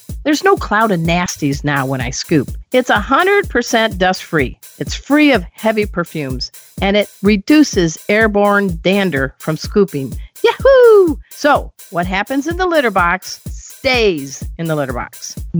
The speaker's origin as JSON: {"language": "English", "town": "Crown Point", "region": "Indiana", "country": "United States", "said": "I'm from Crown Point."}